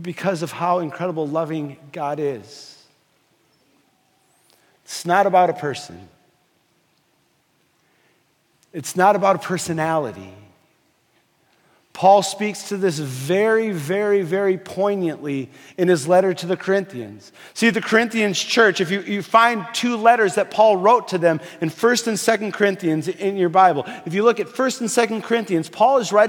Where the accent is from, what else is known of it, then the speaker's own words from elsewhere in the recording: Fargo, North Dakota, United States; moved away; I was growing up in Fargo, North Dakota.